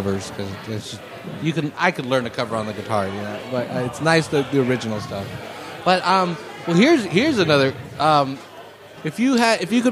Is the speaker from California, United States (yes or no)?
yes; Salinas, California, United States; we are from Salinas